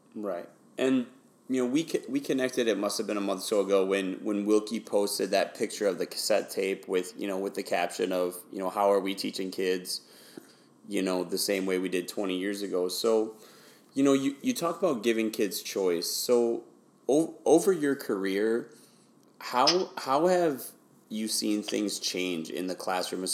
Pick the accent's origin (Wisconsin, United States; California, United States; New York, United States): Wisconsin, United States; moved away as an adult; also born or lived in Houston, Texas; I grew up in Wisconsin, but I taught uh, primarily in Houston, Texas